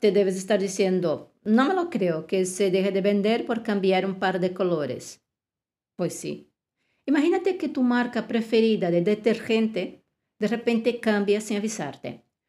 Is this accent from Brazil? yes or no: yes; Brazil; now in Spain; en Brasil, mi país de origen